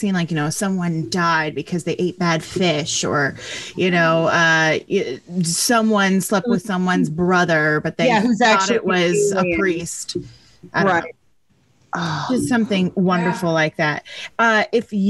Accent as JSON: {"language": "English", "region": "Vermont", "country": "United States", "tie": "born or raised there", "also_born_or_lived": "Maine", "moved": "as an adult", "lives_now": "Texas, United States", "said": "I grew up in Vermont, so I like when there's another New Englander in here"}